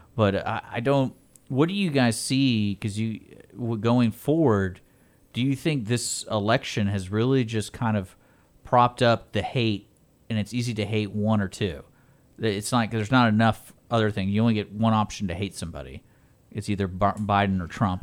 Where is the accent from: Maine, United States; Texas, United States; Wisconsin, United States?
Texas, United States; growing up in Texas